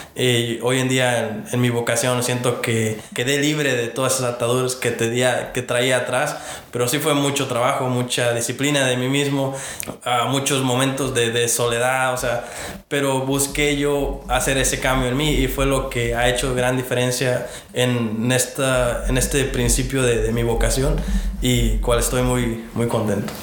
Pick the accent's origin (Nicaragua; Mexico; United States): United States; Virginia; moved away; yo vengo de Virginia, ah, este, allá mis papás este, llegaron, allá han, eh, hecho su vida y, yo allá fue donde di mis primeros pasos en lo que es mi, fe hoy en día